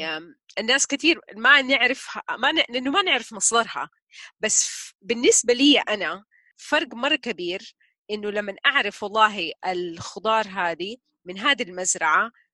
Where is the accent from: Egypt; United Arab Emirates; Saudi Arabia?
Saudi Arabia; Taif, Makkah Province; جزء من طفولتي كلها في الطايف